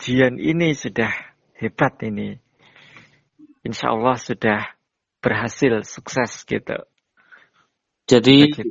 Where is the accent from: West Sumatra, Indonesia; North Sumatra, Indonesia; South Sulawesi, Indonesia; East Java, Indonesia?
East Java, Indonesia; Jember; now in Ponorogo, Indonesia; Tempat tinggal saya asli dari Jember, Jawa Timur.